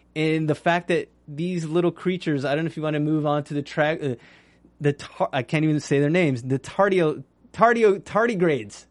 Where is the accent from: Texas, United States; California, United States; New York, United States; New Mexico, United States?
New Mexico, United States; I was raised in New Mexico